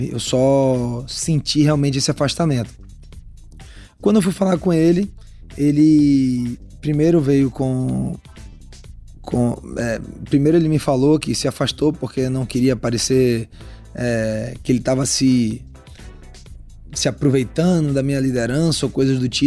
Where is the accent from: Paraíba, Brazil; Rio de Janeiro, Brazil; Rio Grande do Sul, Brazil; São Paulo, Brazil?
Paraíba, Brazil; João Pessoa; born there; also born or lived in Salvador; eu sou meio paraibano, meio baiano, né? Porque nasci em João Pessoa, morei muito tempo lá em Salvador.